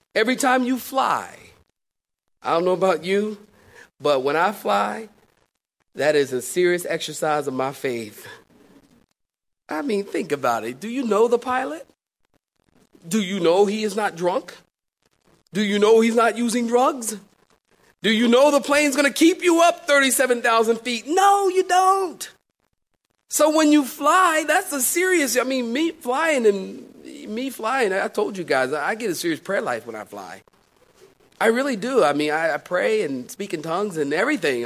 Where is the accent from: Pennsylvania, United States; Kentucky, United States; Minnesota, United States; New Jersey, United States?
Pennsylvania, United States; Philadelphia; moved away as an adult; also born or lived in California; now in Raleigh, United States; I'm from Philly